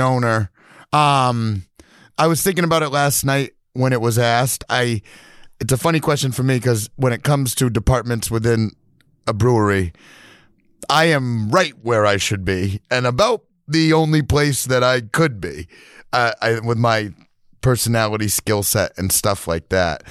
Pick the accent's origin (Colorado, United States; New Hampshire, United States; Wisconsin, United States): New Hampshire, United States; now in Milo, Maine, United States; I grew up in New Hampshire, I'd come up to Milo all the time, visit my grandparents